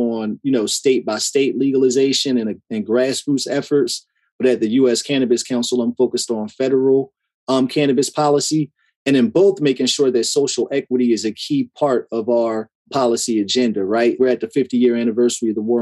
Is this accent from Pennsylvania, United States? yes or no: no; Trenton, New Jersey, United States; moved away as an adult; also born or lived in Washington, DC area; now in Upper Marlboro, United States; I currently live in Upper Marlboro in Prince George's County, Maryland. But I was born and raised in Trenton, New Jersey